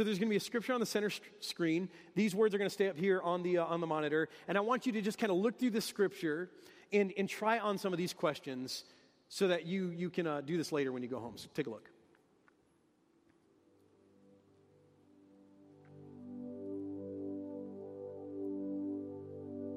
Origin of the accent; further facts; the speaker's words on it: Detroit, Michigan, United States; I'm from Detroit, and that's what we talk about in Detroit, the big three